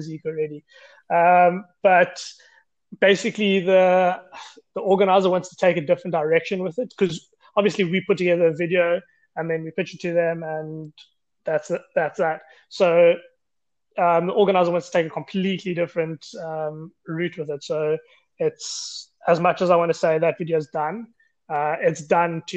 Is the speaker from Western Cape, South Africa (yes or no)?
no; Grahamstown, Eastern Cape, South Africa; moved away as an adult; now in Cape Town, South Africa; I'm from Grahamstown, Eastern Cape, living in Cape Town, stayed here for the last 8 years